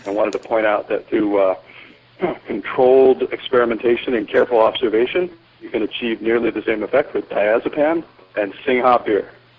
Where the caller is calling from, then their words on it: Krabi, Thailand; put it in the map in Krabi, Thailand. I'm calling in from Thailand, where I'm on a week's vacation with the wife